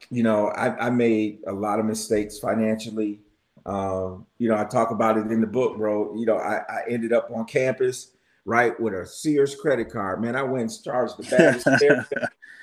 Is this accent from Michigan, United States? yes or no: yes; Michigan, United States; I'm from Michigan